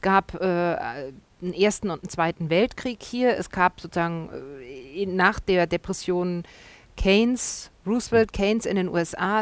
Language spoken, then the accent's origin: German; Germany